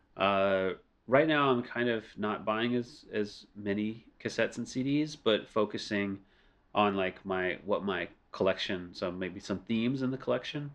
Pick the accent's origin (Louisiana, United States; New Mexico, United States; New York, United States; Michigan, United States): Louisiana, United States; New Orleans; first language English; moved away as an adult; now in Beijing, China; New Orleans, sadly, is my hometown